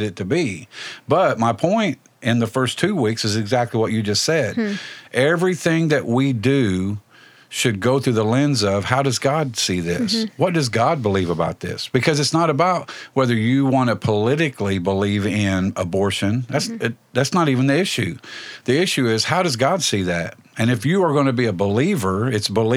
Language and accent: English; Indianapolis, Indiana, United States; I grew up near East Side Indianapolis in the 60s and 70s